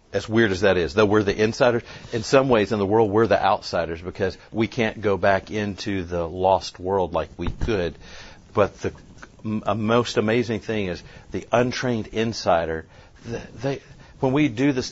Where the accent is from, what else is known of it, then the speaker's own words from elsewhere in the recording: Lebanon, United States; my hometown, Lebanon